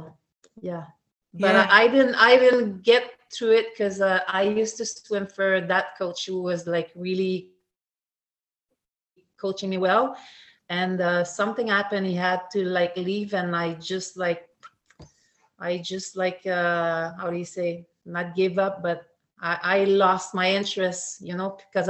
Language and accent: English; Sept-Îles, Quebec, Canada; English is a second language; moved away as an adult; now in Montreal, Canada; that's called Seven Island, and I start swimming there for a team really seriously